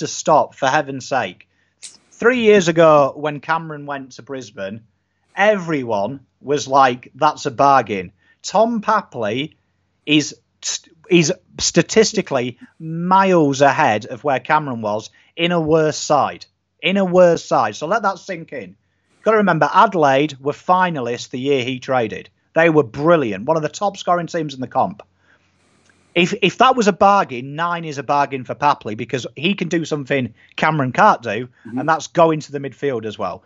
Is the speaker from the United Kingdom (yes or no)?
yes; England, United Kingdom; being English